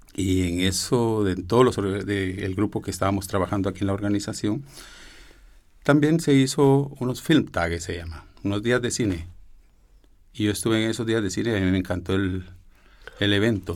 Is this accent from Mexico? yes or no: no; Guatemala; Yo soy guatemalteco, pero de madre mexicana